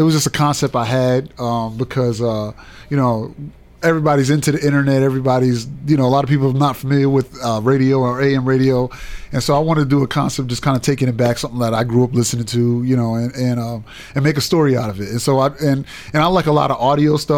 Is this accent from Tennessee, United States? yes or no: yes; Murfreesboro, Tennessee, United States; Well, I'm from Murfreesboro.